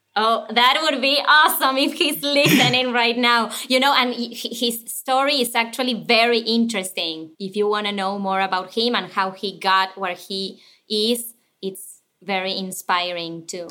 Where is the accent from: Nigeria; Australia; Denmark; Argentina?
Argentina; Buenos Aires; English is a second language; moved away as an adult; now in United States; I was born and raised in Argentina